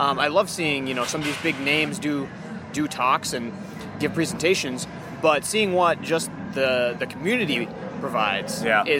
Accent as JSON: {"language": "English", "region": "Minnesota", "country": "United States", "said": "I'm from Minnesota here"}